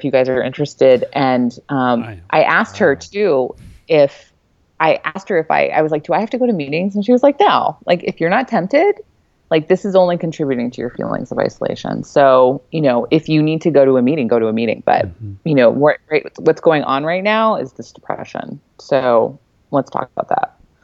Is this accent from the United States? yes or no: yes; California, United States; also born or lived in Boston; now in North Carolina, United States; I went home to California to my parents' house